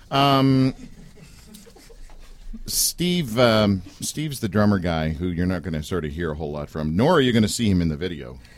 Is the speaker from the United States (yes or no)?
no; Canada; I did because I'm Canadian